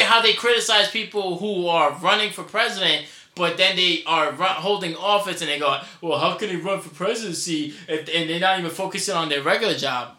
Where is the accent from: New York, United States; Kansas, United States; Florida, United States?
New York, United States; New York City; accent: New York; my New York accent, which I naturally have